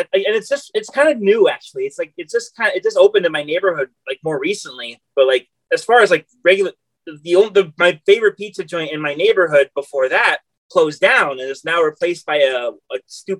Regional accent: New York City, New York, United States; New York City.

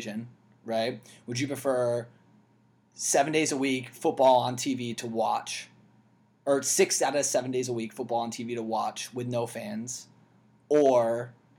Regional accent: United States; as an American who's already watching overseas

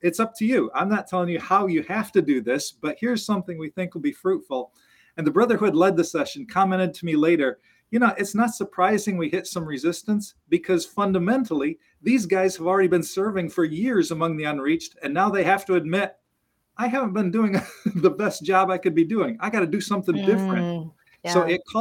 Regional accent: United States; I as an American

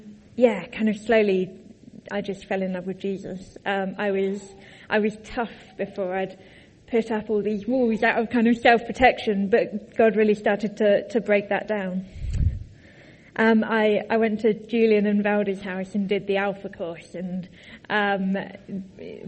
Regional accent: Tadley, South East England, United Kingdom; moved away as an adult; also born or lived in Cambridge; I grew up in Tadley.

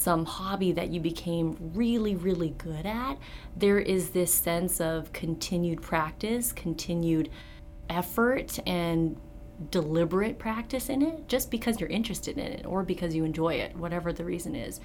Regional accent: Vancouver, British Columbia, Canada; moved away as an adult; I was born and raised in Vancouver, British Columbia, stayed there for all of my schooling up until the end of undergrad

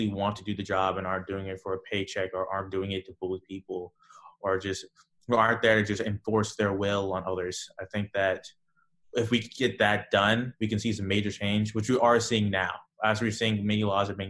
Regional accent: Anchorage, Alaska, United States; now in Florida, United States; I grew up in Anchorage, but now I live in Florida

